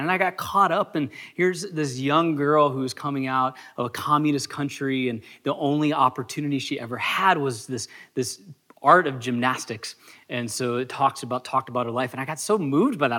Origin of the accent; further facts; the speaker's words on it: United States; as a American culture